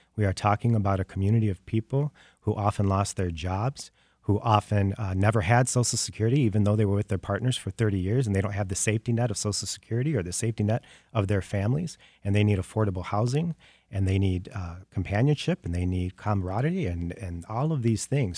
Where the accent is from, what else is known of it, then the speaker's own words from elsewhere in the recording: Detroit, Michigan, United States; moved away as an adult; also born or lived in Los Angeles, California; I did wanna come back home. I mean, I think I'm more effective here in Detroit and the state of Michigan